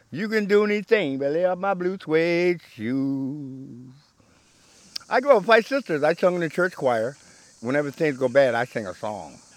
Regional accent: New Jersey, United States; now in Ithaca, United States; I'm from Newton, New Jersey. We moved here in 1969

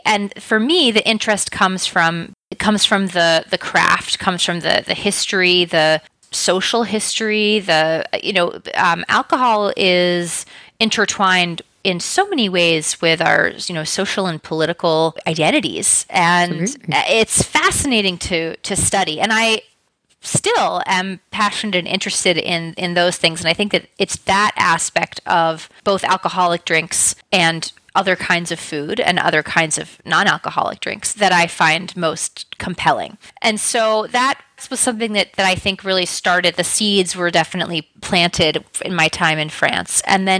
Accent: New York City, New York, United States; also born or lived in Paris / London; But I'm originally from New York City. Mm-hmm. I moved around a bit, so I've lived kind of in a lot of different places in the United States, and I also spent 3 years in my teens and 20s in Europe, living in Paris and in London.

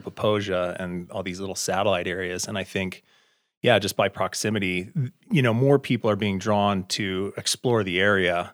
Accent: Cody, Wyoming, United States; also born or lived in Lander, Wyoming / Salt Lake City, Utah; I grew up in Cody, north of here, and spent a lot of my youth in Lander

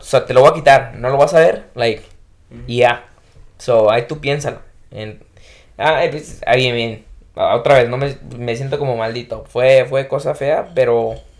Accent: Jalisco, Mexico; soy de Jalisco

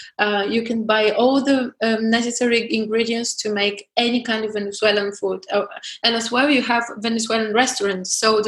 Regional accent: Southern Bulgaria, Bulgaria; My hometown is south of Bulgaria, and if I want to go to Turkey, I need just a couple of hours by car.

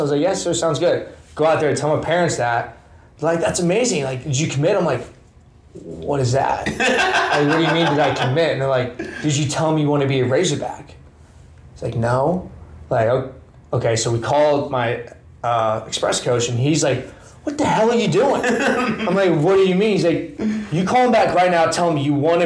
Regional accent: Bentonville, Arkansas, United States; Bentonville, Arkansas.

